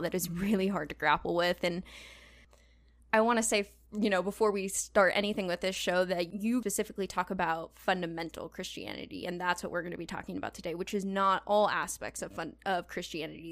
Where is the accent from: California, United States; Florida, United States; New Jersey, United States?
California, United States; Southern; moved away as an adult; also born or lived in Indiana; I'm originally from Southern California, but I went to school in Indiana